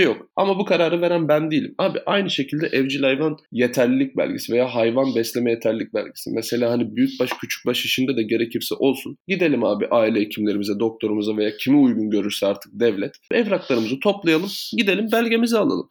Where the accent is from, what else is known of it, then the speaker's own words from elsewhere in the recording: Thrace, Turkey; biz Trakya'da büyüdük